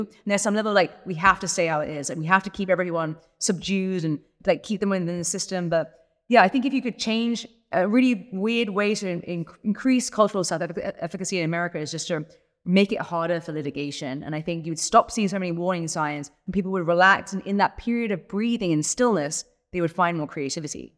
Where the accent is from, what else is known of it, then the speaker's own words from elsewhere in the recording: England, United Kingdom; I'm English